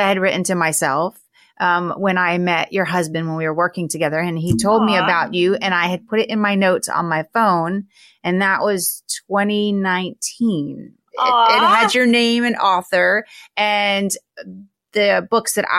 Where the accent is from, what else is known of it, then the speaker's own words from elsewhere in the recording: Florida, United States; growing up in Florida